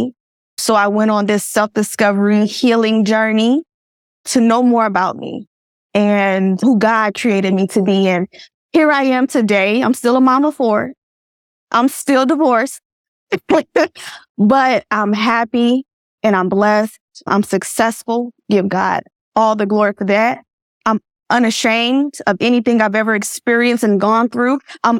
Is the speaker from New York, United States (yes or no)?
no; Georgia, United States; I am born and raised in Georgia. I'm from Georgia.